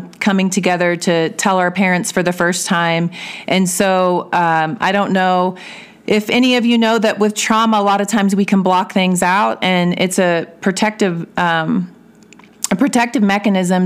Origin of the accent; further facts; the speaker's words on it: Belton, Missouri, United States; moved away as an adult; also born or lived in Kansas City area; now in Woodland Park, United States; I was raised in Belton, Missouri, with my mom and my stepfather and my stepbrother